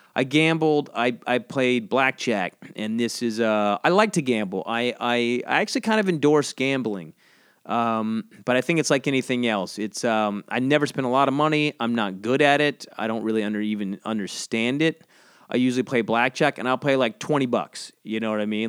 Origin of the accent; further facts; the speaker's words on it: South Georgia coast, United States; moved away; I grew up on the coast in Georgia